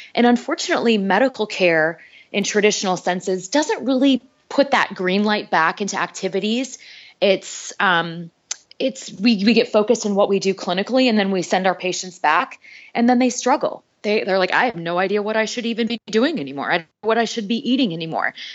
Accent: North Dakota, United States; moved away as an adult; also born or lived in Minneapolis / Kansas City; I grew up in North Dakota

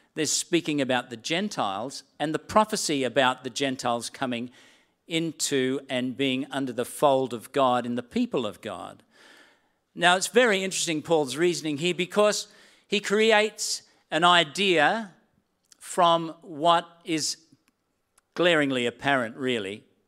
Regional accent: Sydney, New South Wales, Australia; accent: Australian; moved away as an adult; also born or lived in Gilgandra / New Zealand; I'd grown up all my life in Sydney

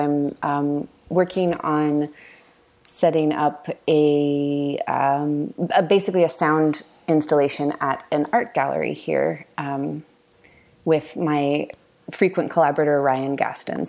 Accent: Canada; I'm Canadian

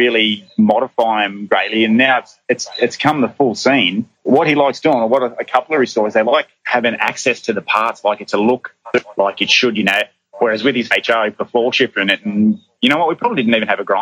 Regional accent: Bathurst, New South Wales, Australia; now in Townsville, Australia; we grew up around Bathurst

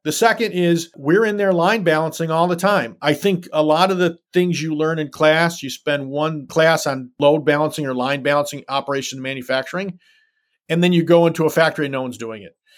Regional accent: Detroit, Michigan, United States; I was born and raised in the city of Detroit

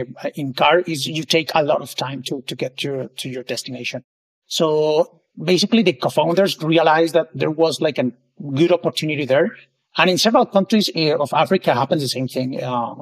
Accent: Colombia; now in Barcelona, Spain; So right now I'm based in Barcelona, Spain. I moved here for work purposes 3 years ago, but I'm originally from Colombia.

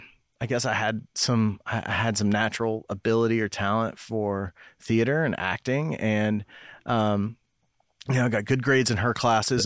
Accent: Knoxville, Tennessee, United States; also born or lived in Cumberland Gap; I grew up in Knoxville.

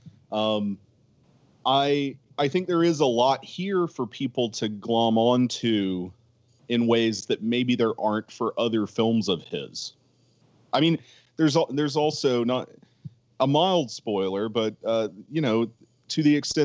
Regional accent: Lancaster, South Carolina, United States; we're from Lancaster, South Carolina

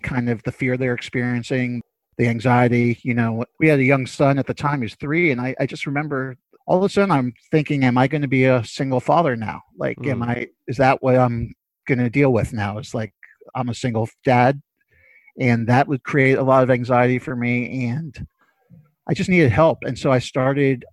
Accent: New York City, New York, United States; I'm from Brooklyn, born and raised, still living there

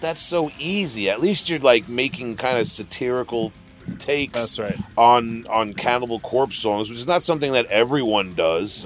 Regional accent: Long Island, New York, United States; I'm from Long Island

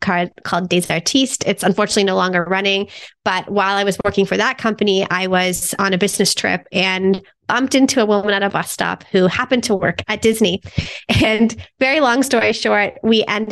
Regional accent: Toronto, Ontario, Canada; moved away as an adult; also born or lived in Germany; I'm from Toronto, Canada, born and raised

